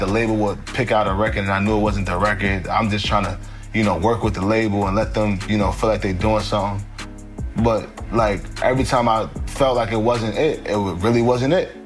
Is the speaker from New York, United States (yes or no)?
yes; New York City, New York, United States; I, I come from Harlem. You know, I heard shootouts every day.